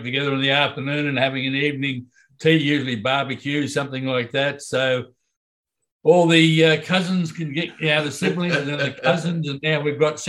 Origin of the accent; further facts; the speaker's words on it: Ipswich, Queensland, Australia; I was born in Ipswich, 1949.